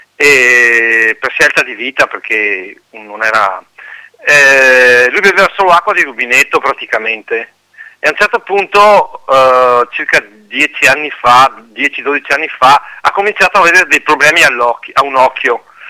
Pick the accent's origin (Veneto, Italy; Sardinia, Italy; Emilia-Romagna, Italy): Veneto, Italy; Pedavena; io sono di Pedavena